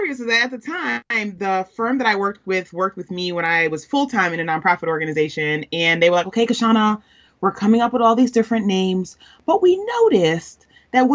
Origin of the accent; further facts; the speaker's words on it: New York City, New York, United States; I'm a Queens girl, born and raised